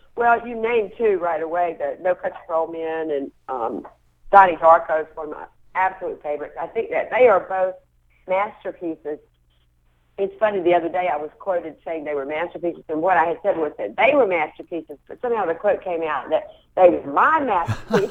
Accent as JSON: {"language": "English", "town": "Wilmington", "region": "North Carolina", "country": "United States", "tie": "born or raised there", "also_born_or_lived": "Atlanta / Charlotte", "said": "then I grew up in Wilmington, and we moved to Wilmington when I was 11, and then I spent the rest of my time in Wilmington."}